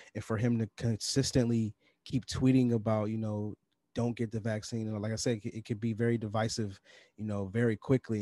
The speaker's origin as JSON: {"language": "English", "region": "New York", "country": "United States", "said": "Up in the north, up in New York, we call it pop"}